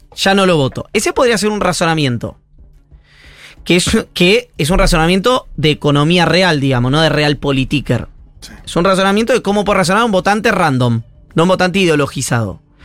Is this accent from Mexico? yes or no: no; Buenos Aires Province, Argentina; como bonaerense